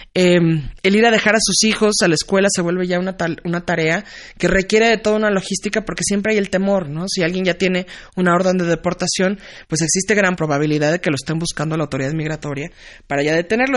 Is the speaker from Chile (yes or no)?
no; Mexico; moved away as an adult; now in San Antonio, United States; quiénes somos los mexicanos